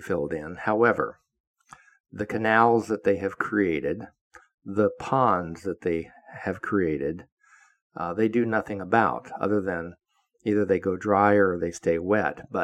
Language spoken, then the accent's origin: English; Florida, United States; also born or lived in Virginia / Oviedo, Florida; I grew up in Florida